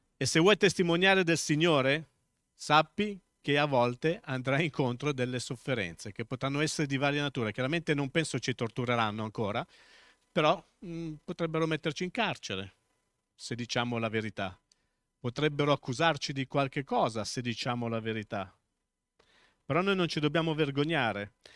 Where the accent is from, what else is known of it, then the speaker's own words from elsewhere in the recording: Milan, Lombardy, Italy; accent: Milanese; moved away as an adult; also born or lived in Tuscany; Dio non mi ha mai tolto l'accento milanese